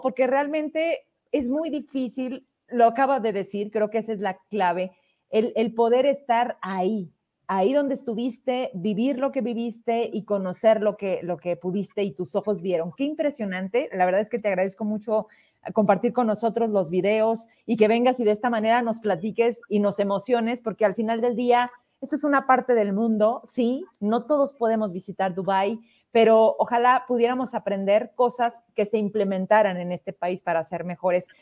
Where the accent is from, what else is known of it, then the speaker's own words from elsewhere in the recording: Fresnillo, Zacatecas, Mexico; es mi tierra